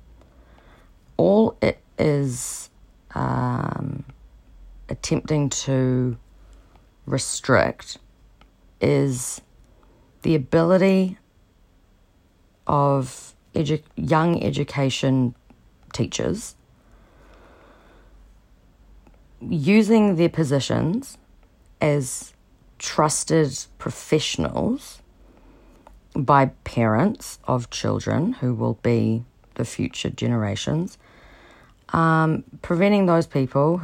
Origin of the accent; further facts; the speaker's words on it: New Zealand; I'm from New Zealand